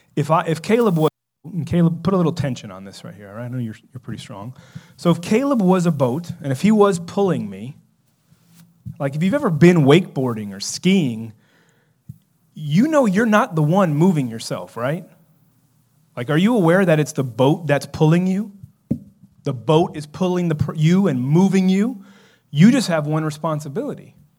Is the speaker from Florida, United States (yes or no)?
yes; South Florida, United States; growing up in South Florida